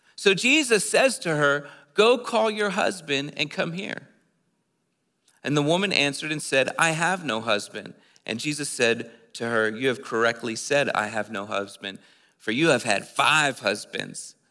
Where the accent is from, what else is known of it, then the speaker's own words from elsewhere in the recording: East Coast, United States; moved away as an adult; I'm from the East Coast. I just moved here like four weeks ago